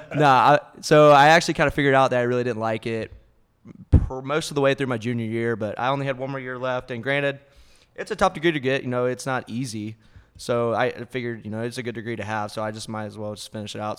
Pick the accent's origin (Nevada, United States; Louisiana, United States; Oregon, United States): Louisiana, United States; Sulphur; moved away as an adult; now in Austin, United States; born and raised, just a good old Louisiana boy. Uh, went to Sulphur High School.